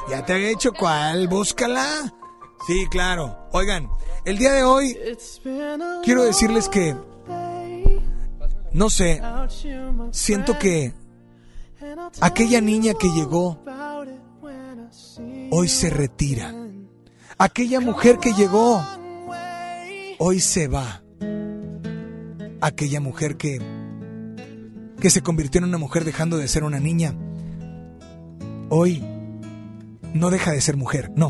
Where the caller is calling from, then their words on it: Guadalupe, Nuevo León, Mexico; De aquí de Guadalupe.